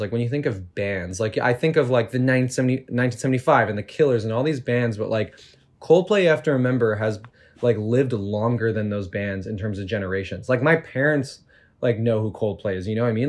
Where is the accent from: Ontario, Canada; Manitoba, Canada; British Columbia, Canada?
Ontario, Canada; Toronto; I grew up in Toronto, in the suburbs